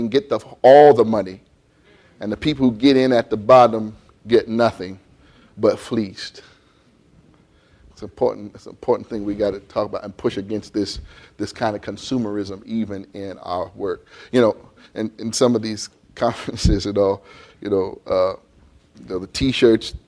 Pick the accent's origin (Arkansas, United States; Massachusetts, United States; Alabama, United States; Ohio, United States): Ohio, United States; Columbus; I grew up in Columbus, Ohio, when it was still very much farming land.